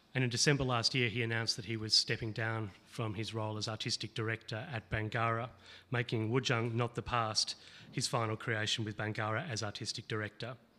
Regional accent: Boonwurrung land, Victoria, Australia; I grew up on Bunwurrung land.

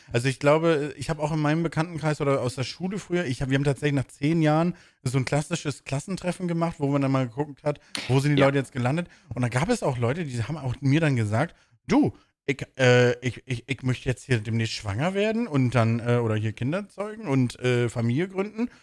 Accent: Bremen, Germany; moved away; in der Heimat, wo ich herkomme, in Bremen

